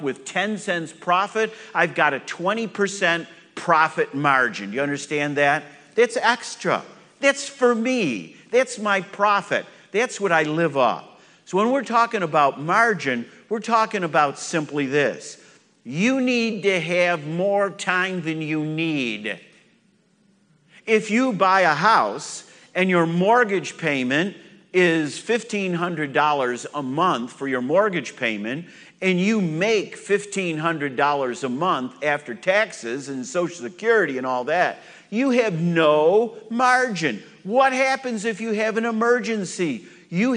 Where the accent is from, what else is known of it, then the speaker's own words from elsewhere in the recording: New York, United States; moved away; I'm from New York. I'm used to cold weather